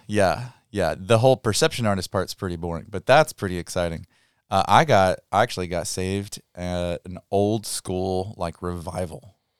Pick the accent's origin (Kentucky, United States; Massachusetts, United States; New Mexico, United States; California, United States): Kentucky, United States; Muhlenberg County; I'm from Kentucky